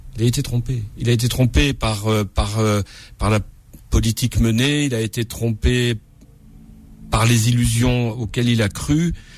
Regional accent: Corsica, France; je suis corse

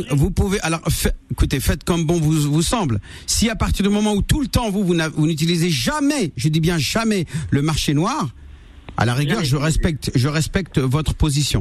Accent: France; je suis né en France

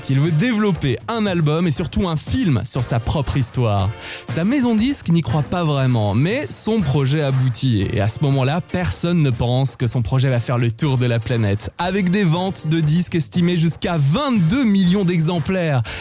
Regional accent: France

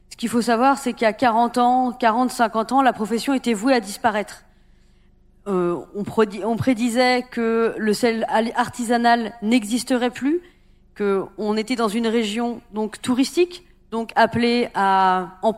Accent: Guérande, Pays de la Loire, France; Donc moi, je viens donc de Guérande.

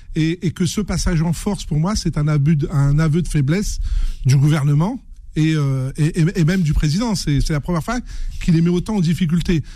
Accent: Seine-Saint-Denis, Île-de-France, France; Je suis né en Seine-Saint-Denis, j'ai grandi là-bas

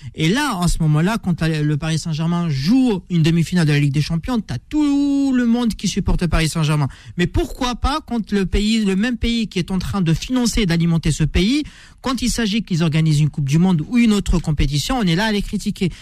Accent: Algeria; je suis algérien

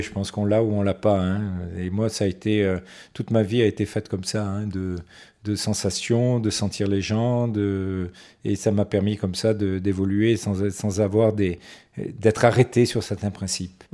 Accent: Nice, Provence-Alpes-Côte d'Azur, France; also born or lived in Morocco; Je suis arrivé à Nice à l'âge de 4 ans, parce que je suis né au Maroc.

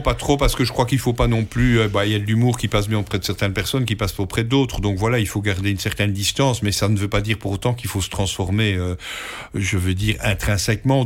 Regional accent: Belgium; chez nous, en Belgique

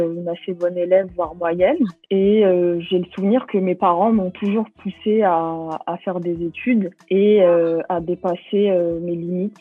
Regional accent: Bobigny, Île-de-France, France; J'ai grandi à Bobigny. C'est aussi la ville où, euh, je suis née et, euh, où je vis encore maintenant

